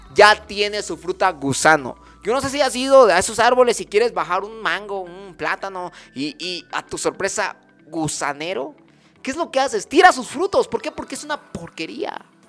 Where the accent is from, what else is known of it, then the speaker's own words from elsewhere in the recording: Chiapas, Mexico; aquí en Chiapas, y que soy chiapaneco de corazón, de verdad, me corre chipilín en las venas